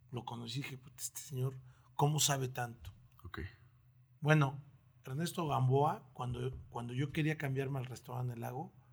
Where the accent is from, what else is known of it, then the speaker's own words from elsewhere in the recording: Oaxaca, Mexico; now in Torreón, Mexico; gusta ir a Oaxaca, tiene desde que llegué a Torreón no he ido, pero me gusta mucho Oaxaca